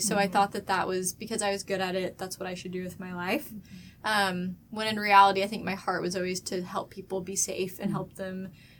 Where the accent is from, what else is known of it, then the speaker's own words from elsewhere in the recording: Moore, Oklahoma, United States; I grew up in Moore, Oklahoma, which is where all the F5 tornadoes mm-hmm. come through.